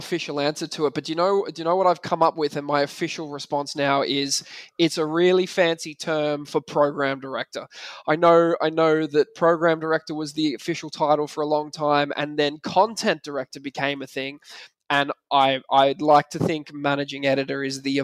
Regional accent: Australia; moved away as an adult; now in Ireland; I'm Australian

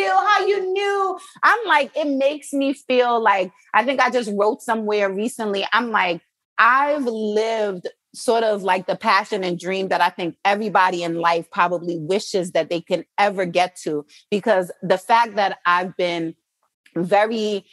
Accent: New York City, New York, United States; moved away as an adult; also born or lived in Jamaica / Baltimore; I'm from Brooklyn, New York, well, born in Jamaica, but live in Brooklyn.

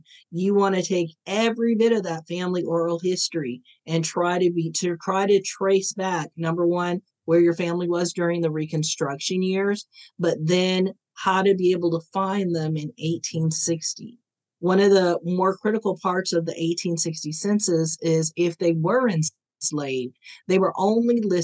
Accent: Ohio, United States; I was born in Ohio.

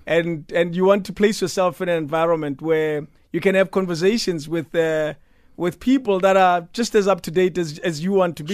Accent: Pretoria, Gauteng, South Africa; I grew up in Mamelodi

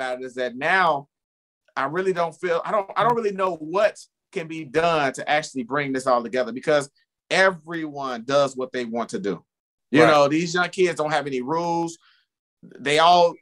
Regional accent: Chicago, Illinois, United States; West Side. West Side of Chicago.

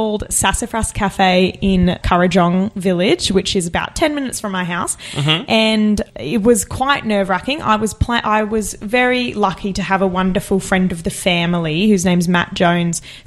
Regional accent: Bowen Mountain, New South Wales, Australia; Out in a place called Bowen Mountain, which is near the Blue Mountains, sort of Bilpin, Hawkesbury side right. of the Blue Mountains

